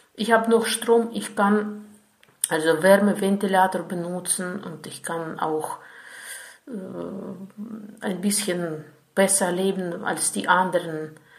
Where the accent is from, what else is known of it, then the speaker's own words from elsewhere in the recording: Ukraine; German is a second language; ich komme aus der Ukraine